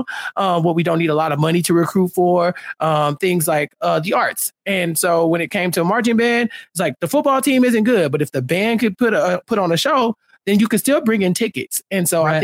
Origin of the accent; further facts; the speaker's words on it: Texas, United States; I'm from Texas